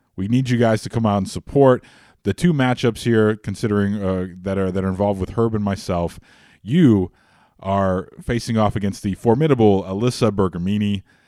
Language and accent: English; Chicago, Illinois, United States; I grew up in Rogers Park.